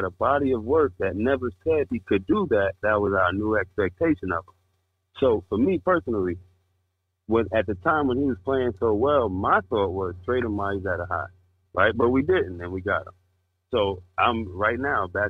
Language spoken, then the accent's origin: English; New York City, New York, United States; now in Fort Lauderdale, United States; I'm from Queens, New York, but I'm calling y'all from Fort Lauderdale, Florida.